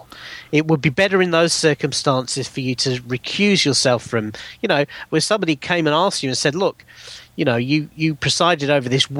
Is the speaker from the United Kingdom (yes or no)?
yes; United Kingdom; as a British citizen